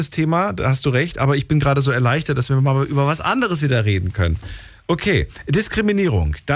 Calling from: Landau, Rhineland-Palatinate, Germany; Ich komme aus Landau.

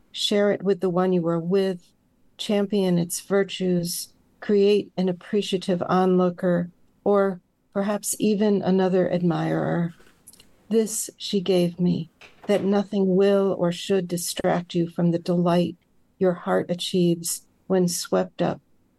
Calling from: Saratoga Springs, New York, United States; Saratoga Springs, New York.

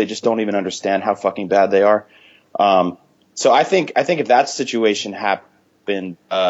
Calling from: San Francisco, California, United States; I'm calling in from San Francisco.

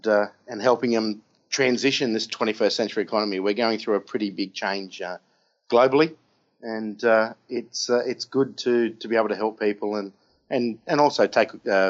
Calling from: Hong Kong; Honkers, the good old Hong Kong here in Asia.

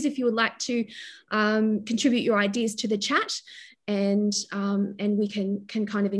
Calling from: New South Wales, Australia; I'm joining you from Awabakal land, so I would like to pay my respects to the Pambalong clan of the Awabakal people

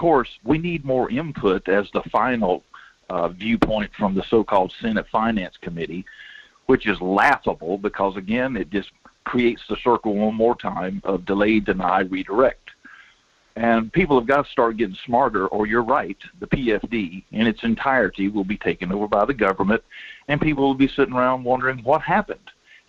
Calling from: Denali, Alaska, United States; Morning, Mike. It's … out of Denali.

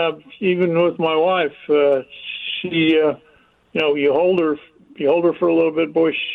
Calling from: Plattsburgh, New York, United States; Plattsburgh, New York.

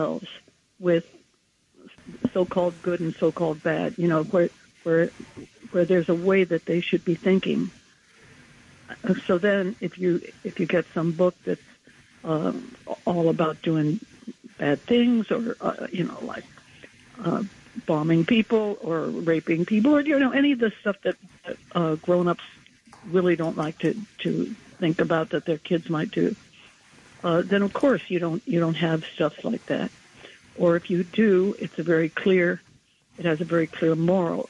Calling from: New York City, New York, United States; I'm calling from Manhattan, from Chelsea

